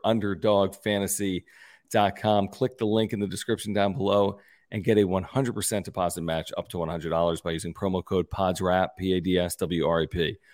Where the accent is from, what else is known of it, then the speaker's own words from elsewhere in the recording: Pennsylvania, United States; now in San Diego, United States; I grew up in Pennsylvania